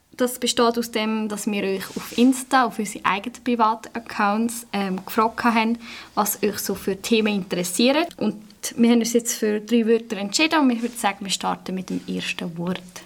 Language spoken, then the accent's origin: German; Sursee, Lucerne, Switzerland; ich komme von Sursee